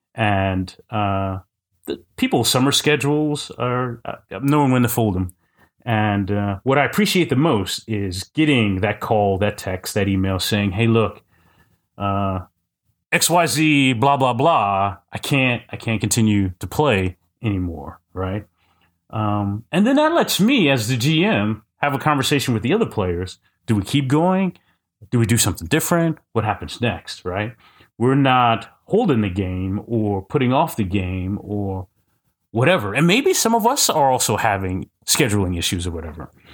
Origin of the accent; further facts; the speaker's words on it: Kansas City, United States; I used to run a quarterly Kansas City R P G day